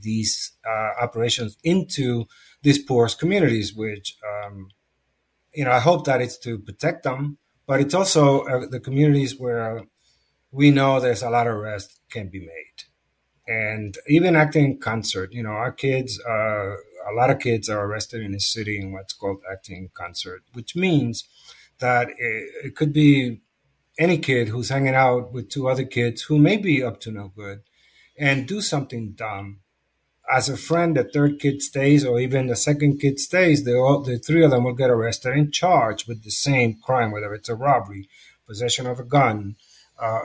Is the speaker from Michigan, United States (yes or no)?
no; New York City, New York, United States; I come from the Lower East Side, where I'm homegrown, and I have lived there through this duration of this organization